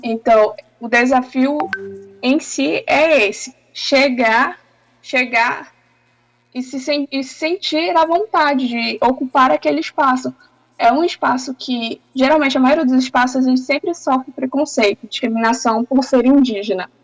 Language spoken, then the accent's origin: Portuguese; Tapajós-Arapiuns Extractive Reserve, Pará, Brazil; estava ainda na aldeia, na minha aldeia, que é na reserva extrativista Tapajós, Arapiuns, próxima à cidade.